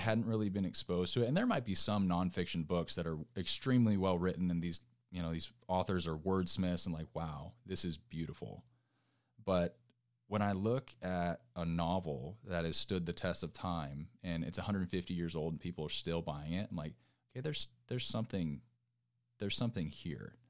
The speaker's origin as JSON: {"language": "English", "area": "Orange County", "region": "California", "country": "United States", "tie": "born or raised there", "moved": "as an adult", "lives_now": "Nashville, United States", "said": "coming from California, like, I grew up in Orange County"}